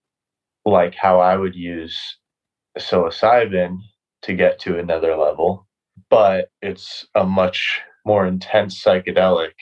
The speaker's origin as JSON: {"language": "English", "country": "United States", "said": "I'm from America too"}